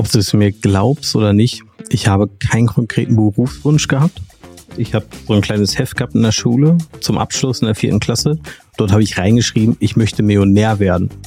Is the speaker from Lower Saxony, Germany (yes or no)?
no; Castrop-Rauxel, North Rhine-Westphalia, Germany; Ich komme aus dem wunderschönen Kassel-Rauxel neben Dortmund.